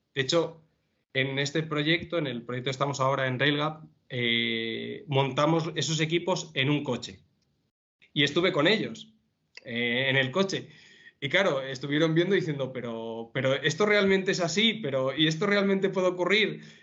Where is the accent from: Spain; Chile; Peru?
Spain; León, Castile and León; now in Madrid, Spain; soy de León y tengo un gran apego por, mi tierra y por mi familia